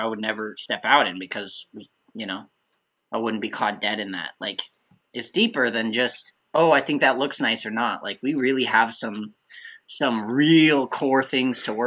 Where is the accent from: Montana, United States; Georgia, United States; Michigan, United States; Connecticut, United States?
Montana, United States; Billings; growing up in Billings, Montana